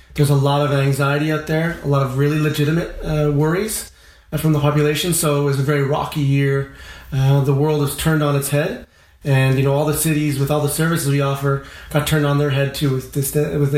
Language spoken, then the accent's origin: English; Montreal, Quebec, Canada; I'm from the West Island of Montreal. I'm a suburb boy